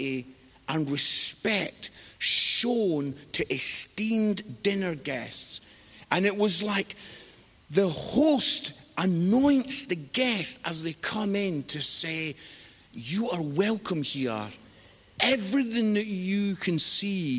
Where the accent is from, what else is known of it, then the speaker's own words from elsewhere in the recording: Scotland, United Kingdom; now in England; I'm living in England. I'm married to an English lady. My kids were born in England. But I am Scottish.